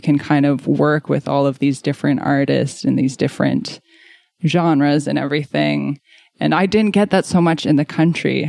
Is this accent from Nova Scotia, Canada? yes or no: yes; Wolfville, Nova Scotia, Canada; moved away as an adult; now in Halifax, Canada; So I grew up in the Annapolis Valley around the Wolfville area. So I grew up as a complete country kid